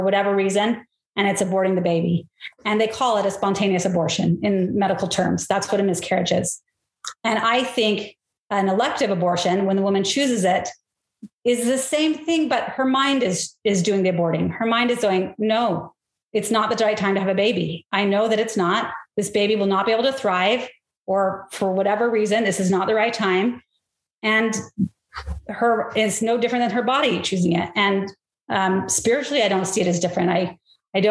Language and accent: English; St. George, Utah, United States; I grew up in St. George